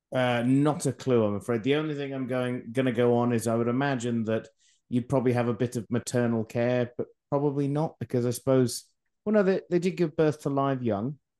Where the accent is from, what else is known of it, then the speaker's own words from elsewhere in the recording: Scotland, United Kingdom; I'm Scottish